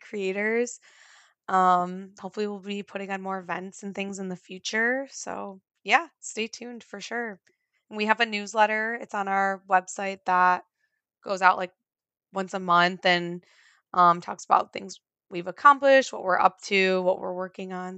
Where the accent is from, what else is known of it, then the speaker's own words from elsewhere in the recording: Midwest, United States; I'm from the Midwest